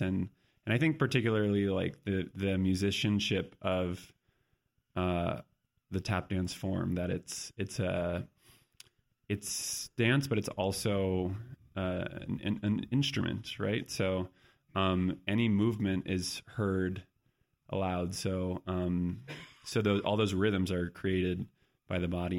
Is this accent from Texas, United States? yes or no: no; San Diego, California, United States; moved away; also born or lived in New York; I grew up in San Diego, so it's a, it's not a big dance town